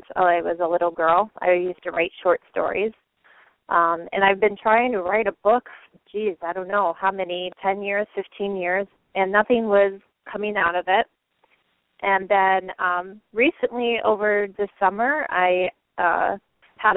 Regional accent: Michigan, United States; moved away as an adult; also born or lived in Lansing, Michigan; now in Hawaii, United States; I grew up in Michigan, and my husband and I were living in Lansing

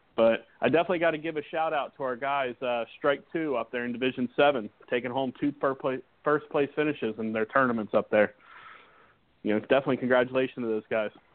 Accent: Florida, United States; back into Florida, back into my home state

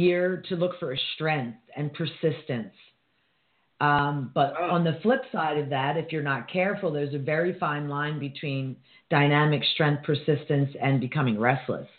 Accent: United States; as an American

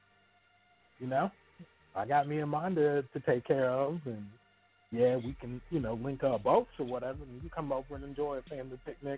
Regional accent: Texas, United States; I'm from Texas.

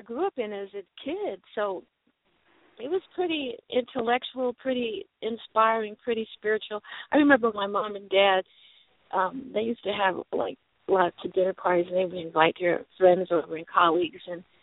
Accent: Los Angeles, California, United States; moved away as an adult; now in Atlanta, United States; I grew up in Los Angeles, California.

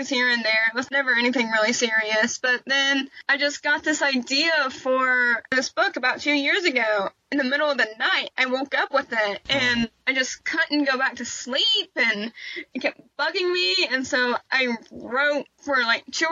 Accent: Fort Worth, Texas, United States; also born or lived in Rendon, Texas; I was born in Fort Worth, Texas. I have actually lived just south of Fort Worth my entire life

